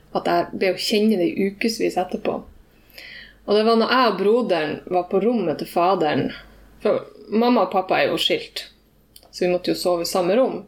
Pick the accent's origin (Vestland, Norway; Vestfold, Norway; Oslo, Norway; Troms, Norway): Troms, Norway; Tromsø; jeg sier jeg er fra Tromsø, men jeg har blitt vokst opp i Ramfjorden, som er 20 minutter unna Tromsø